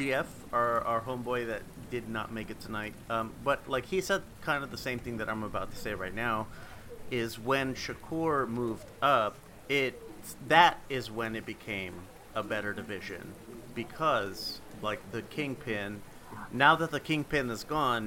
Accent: Phoenix, Arizona, United States; That's my hometown

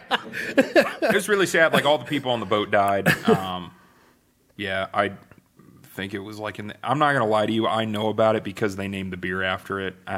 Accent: Wapakoneta, Ohio, United States; also born or lived in Columbus, Ohio; I'm born and raised in Wapak. I only left to go to college. I went to Ohio State.

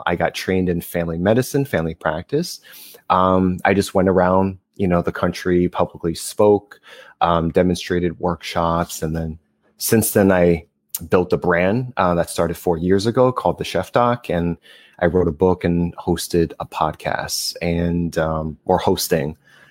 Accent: New Jersey, United States; now in Los Angeles, United States; I'm originally from New Jersey, based

